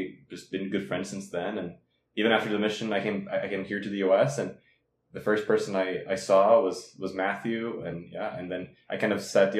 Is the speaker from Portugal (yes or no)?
yes; near Porto, Norte, Portugal; English is a second language; moved away as an adult; also born or lived in Tucson, Arizona; now in Utah, United States; I'm from Portugal. I'm from the north of Portugal, close to a city called Porto.